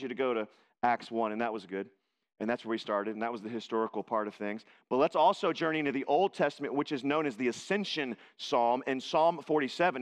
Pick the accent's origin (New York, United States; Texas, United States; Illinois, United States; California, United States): Texas, United States; I was born in Texas.